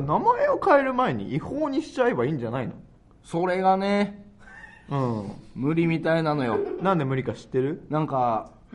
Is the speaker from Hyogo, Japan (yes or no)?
yes; Kobe, Hyogo, Japan; 俺神戸出身やんか